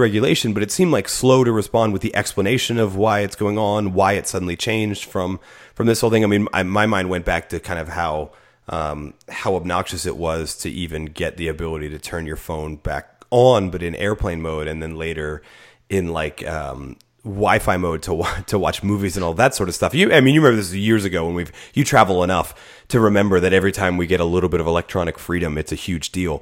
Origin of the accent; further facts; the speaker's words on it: United States; as an American